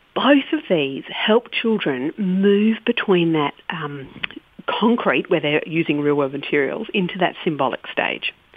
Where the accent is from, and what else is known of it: Australia